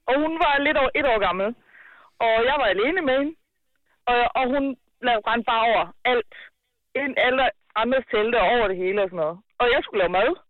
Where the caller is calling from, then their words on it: Ruds Vedby, Zealand, Denmark; Rudes Vedeby.